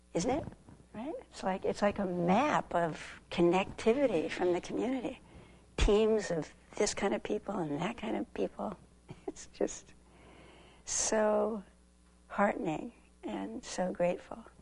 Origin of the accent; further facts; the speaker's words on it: Southern California, United States; moved away; I grew up in Southern California